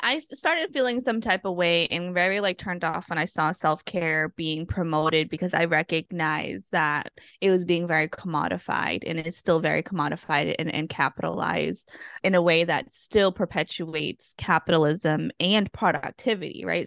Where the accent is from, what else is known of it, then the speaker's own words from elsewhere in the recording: Massachusetts, United States; now in Guam; I'm originally from Massachusetts, and I'm a child of immigrants and refugees